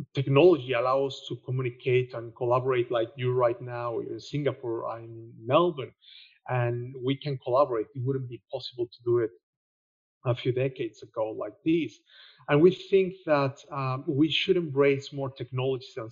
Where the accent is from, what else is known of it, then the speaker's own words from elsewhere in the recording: Mexico; moved away as an adult; now in Australia; I'm Mexican. That will explain a lot of things, including my accent